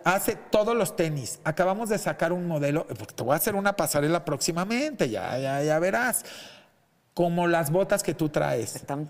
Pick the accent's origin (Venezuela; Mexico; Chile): Mexico; lo digo como mexicano